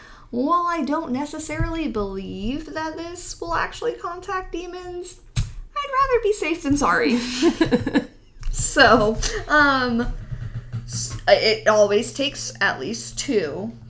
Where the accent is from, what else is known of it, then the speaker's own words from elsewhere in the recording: Texas, United States; I grew up in Texas, man.